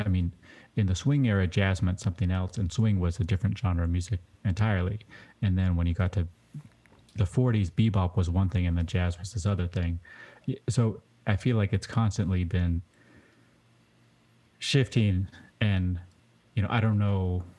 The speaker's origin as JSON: {"language": "English", "town": "Seattle", "region": "Washington", "country": "United States", "tie": "born or raised there", "also_born_or_lived": "New York", "moved": "yes", "said": "growing up in Seattle and then in New York"}